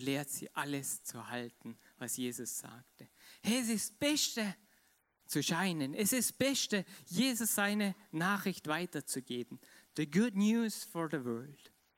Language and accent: German; Vorarlberg, Austria; ich bin Vorarlberger und ich liebe es, Vorarlberg zu, zu sein